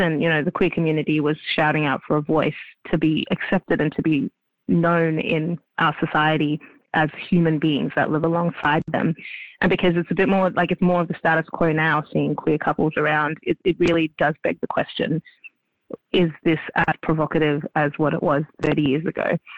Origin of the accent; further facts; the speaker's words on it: Melbourne, Victoria, Australia; Melbourne's my hometown